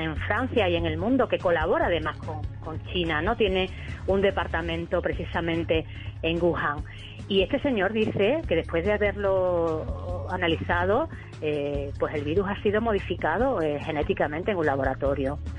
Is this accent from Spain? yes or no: yes; Spain; aquí en España